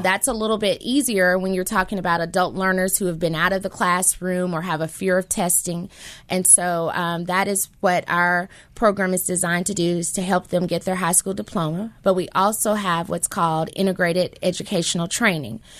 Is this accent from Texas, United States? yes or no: no; Memphis, Tennessee, United States; I am a lifetime Memphian. I grew up in South Memphis